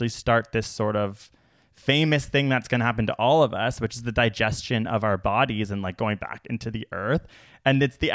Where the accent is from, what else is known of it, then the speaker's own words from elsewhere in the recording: United States; As an American